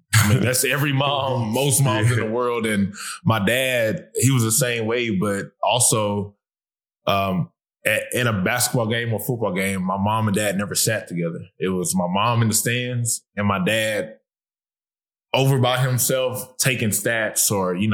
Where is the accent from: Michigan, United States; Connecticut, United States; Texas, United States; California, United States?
Texas, United States; Garland; growing up in Garland, Texas